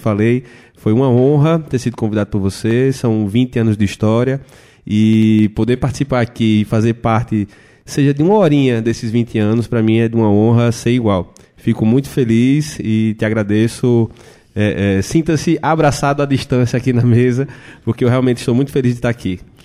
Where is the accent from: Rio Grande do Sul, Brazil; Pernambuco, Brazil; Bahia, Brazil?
Pernambuco, Brazil; Belém de São Francisco; eu que sou natural do Belém de São Francisco, interior de Pernambuco